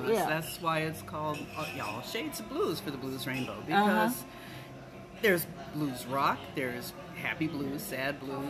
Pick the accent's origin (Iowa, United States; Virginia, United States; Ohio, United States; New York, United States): Ohio, United States; now in Maui, United States; I am from Ohio.